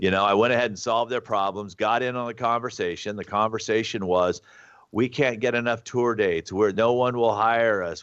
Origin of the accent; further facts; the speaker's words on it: Alabama, United States; moved away; also born or lived in Los Angeles / Santa Barbara; I grew up in Alabama